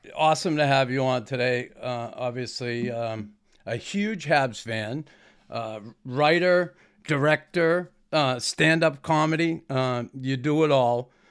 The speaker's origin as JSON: {"language": "English", "town": "Boston", "region": "Massachusetts", "country": "United States", "tie": "born or raised there", "moved": "as an adult", "lives_now": "Montreal, Canada", "said": "growing up in Boston"}